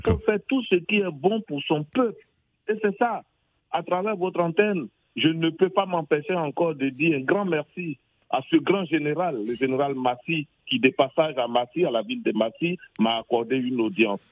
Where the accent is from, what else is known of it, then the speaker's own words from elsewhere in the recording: Côte d’Ivoire; chez moi, en Côte d'Ivoire